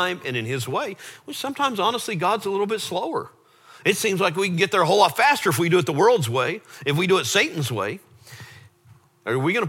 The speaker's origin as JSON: {"language": "English", "area": "Lake Travis", "region": "Texas", "country": "United States", "tie": "born or raised there", "said": "we grew up on Lake Travis"}